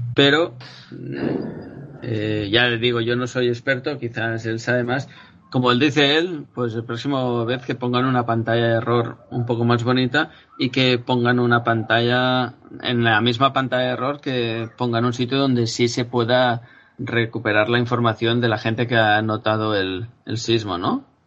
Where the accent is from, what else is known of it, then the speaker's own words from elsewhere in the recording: Spain; mi país, que, tenemos el IGN, ¿no? Aquí en España